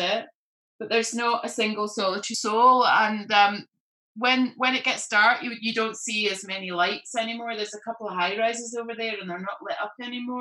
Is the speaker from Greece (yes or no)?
no; Glasgow, Scotland, United Kingdom; now in London, United Kingdom; I'm from Glasgow and my family are in Glasgow